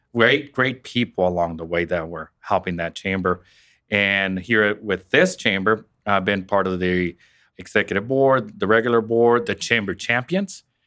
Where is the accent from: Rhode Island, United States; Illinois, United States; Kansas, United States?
Kansas, United States; Western; moved away as an adult; now in Wichita, United States; I'm originally from Western Kansas myself